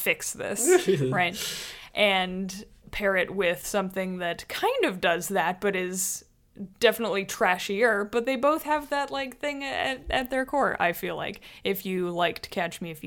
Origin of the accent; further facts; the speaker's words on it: Canada; we're Canadian by pronouncing the U in favorite